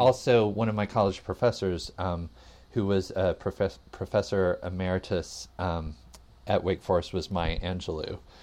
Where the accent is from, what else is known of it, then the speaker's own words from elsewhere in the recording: Atlanta, Georgia, United States; I grew up in the South, um, in Atlanta